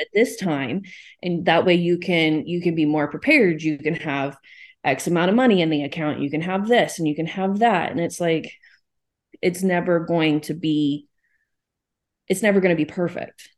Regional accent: Texas, United States; I live in Texas, so I'm down the South

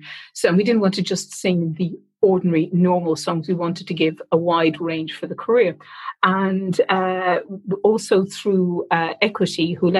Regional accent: Ireland; moved away as an adult; now in United Kingdom; Well, I came over from Ireland with a theatre company in 1986, and we played in the Old Vic

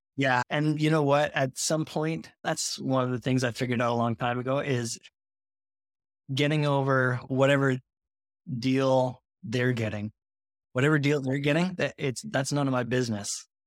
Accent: Montreal, Quebec, Canada; I live up in Montreal, Canada, but, uh, all my business is done in the U S, so I'm the Canadian note guy

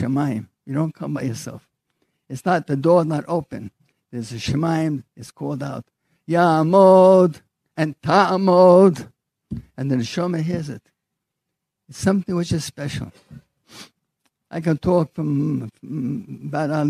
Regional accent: United States; now in Jerusalem, Israel; I was born in America

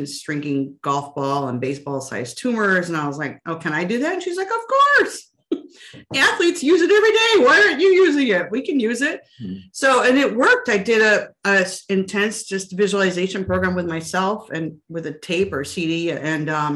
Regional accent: Iowa, United States; I grew up in Iowa and there's more pigs than people there

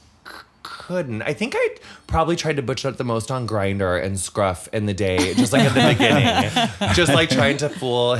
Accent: Quincy, Illinois, United States; From like rural Illinois, like 5 hours southwest of Chicago. It's called Quincy.

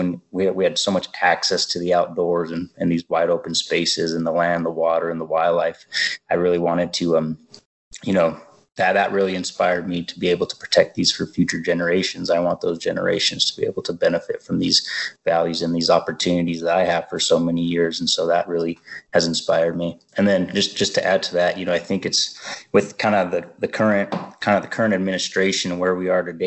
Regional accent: Santa Fe, New Mexico, United States; I grew up in Santa Fe, New Mexico, born and raised. I still live here today. But I grew up from like a pretty traditional land use family.

